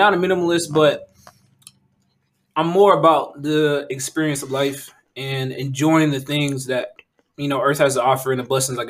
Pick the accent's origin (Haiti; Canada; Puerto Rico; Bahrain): Haiti; moved away; I was born in Haiti.